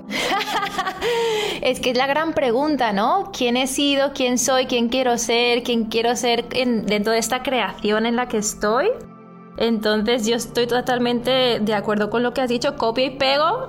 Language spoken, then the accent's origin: Spanish; Barcelona, Catalonia, Spain; coach de bienestar y soy de Barcelona, España